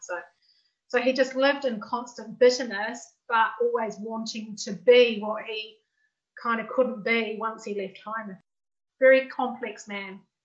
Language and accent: English; New Zealand; I grew up in New Zealand too, just like Gillian.